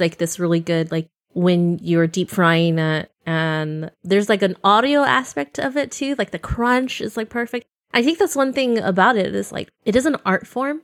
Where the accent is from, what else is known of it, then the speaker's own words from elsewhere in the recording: Central Valley, California, United States; moved away; also born or lived in Bay Area; I grew up in the Central Valley